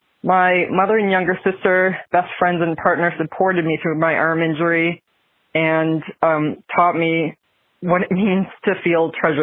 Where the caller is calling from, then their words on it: Billerica, Massachusetts, United States; I'm from Billerica, Massachusetts